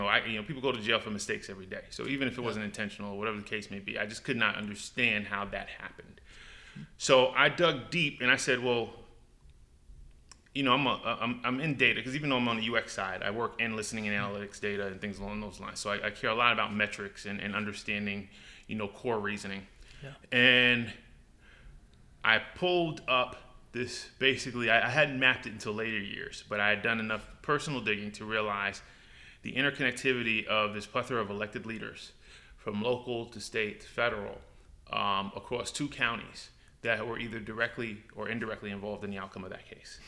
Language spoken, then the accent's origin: English; New York City, New York, United States; also born or lived in North Carolina; I grew up in New York. I grew up in Brooklyn and probably spent my formative years in the Bronx, North Bronx, Co-op City